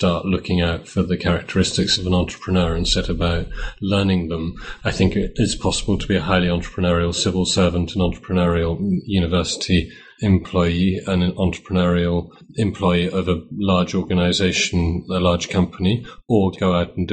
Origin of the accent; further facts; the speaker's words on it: United Kingdom; moved away as an adult; also born or lived in Cambridge; now in Poland; I'm British and went to Cambridge between 1985 and 1988, reading economics. In 1991, I moved to Poland